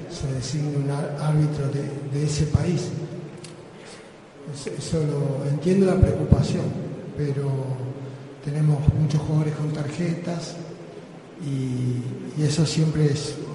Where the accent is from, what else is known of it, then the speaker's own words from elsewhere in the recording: Colombia; Eh, yo soy de Colombia.